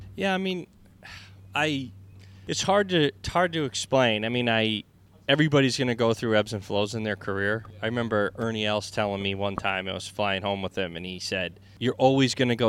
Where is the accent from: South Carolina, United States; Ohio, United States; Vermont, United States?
Vermont, United States; moved away as an adult; also born or lived in Boston, Massachusetts / New England; now in Florida, United States; growing up in Vermont and and then later in, in Boston